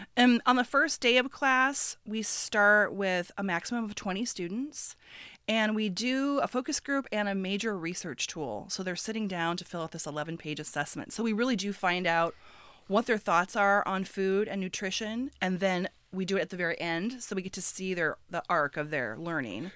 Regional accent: Midwest, United States; moved away; also born or lived in West Coast; I grew up in the Midwest, and I moved to the West Coast many years ago

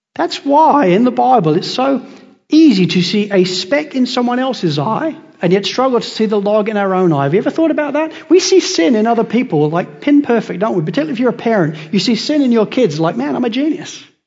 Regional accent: England, United Kingdom; also born or lived in United States; now in Australia; I'm English

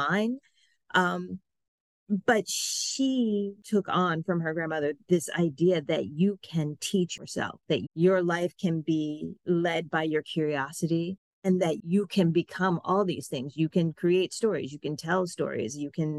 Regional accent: Memphis, Tennessee, United States; moved away; I used to tell people I was from Memphis

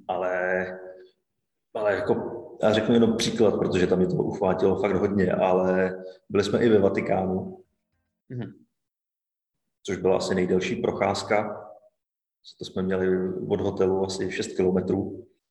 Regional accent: Bohemia, Czechia; Já jsem z Čech

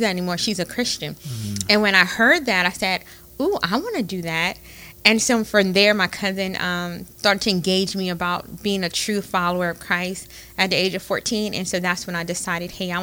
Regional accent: Opelousas, Louisiana, United States; I am from Opelousas, born and raised Opelousas

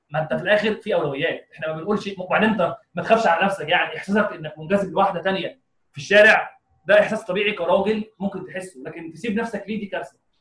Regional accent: Egypt; عندنا في مصر

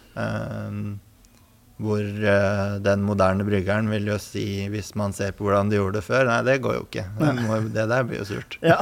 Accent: Son, Akershus, Norway; moved away as an adult; also born or lived in Hønefoss; jeg kommer eh, opprinnelig fra Son

